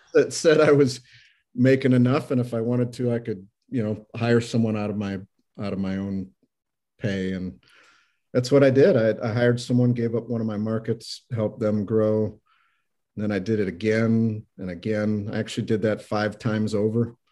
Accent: Iowa, United States; moved away as an adult; also born or lived in Minnesota / Denver; now in Saint Louis, United States; I grew up in Iowa. I've been in Saint Louis for about twenty-eight years

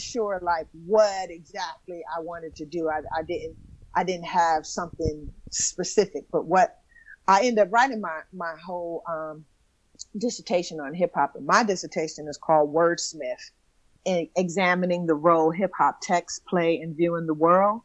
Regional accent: New York City, New York, United States; also born or lived in Bronx; I, I, I, went to high school in the Bronx, but I'm from Brooklyn

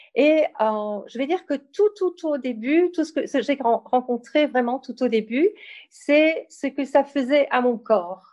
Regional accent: Belgium; also born or lived in Ardennes, Belgium; je suis belge et j'habite euh, en Belgique

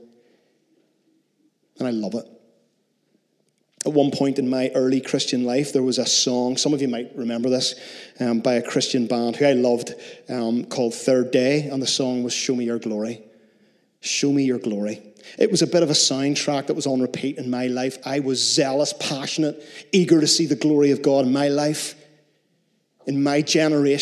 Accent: Northern Ireland, United Kingdom; We're so Northern Irish in Northern Ireland

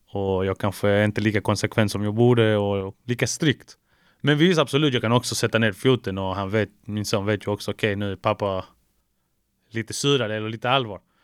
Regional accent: Malmö, Skåne, Sweden; also born or lived in Chile; Jag är från Malmö, 040

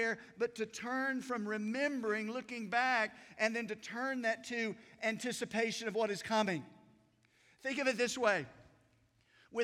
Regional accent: Unicoi County, Tennessee, United States; I grew up in Unicoi County

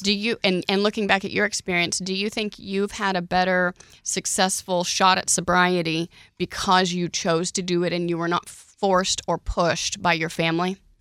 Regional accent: Oklahoma, United States

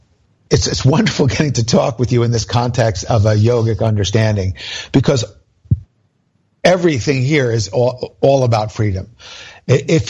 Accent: New Jersey, United States; I'm from New Jersey

